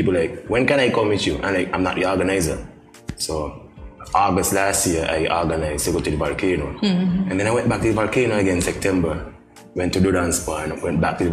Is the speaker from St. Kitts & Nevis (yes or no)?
yes; Middle Island, Saint Kitts, St. Kitts & Nevis; I grew up in Middle Island